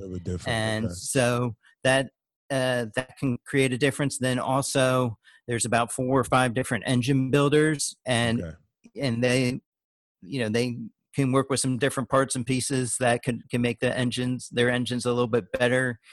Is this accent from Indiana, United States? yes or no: yes; Indianapolis, Indiana, United States; moved away; also born or lived in Daytona Beach, Florida / New York; I'm from Indianapolis originally